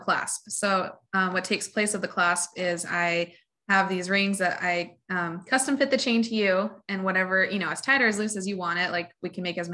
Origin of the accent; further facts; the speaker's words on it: Coeur d'Alene, Idaho, United States; moved away as an adult; also born or lived in Southern Arizona; We've been living back in the Coeur d'Alene area for the last 5 years now. I grew up here, born and raised, graduated from CHS and everything